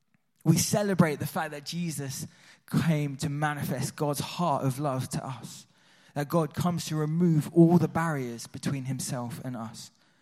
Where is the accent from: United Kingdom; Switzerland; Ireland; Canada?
Switzerland; Although I grew up in Switzerland, so that was part of the culture, right? It's in my blood.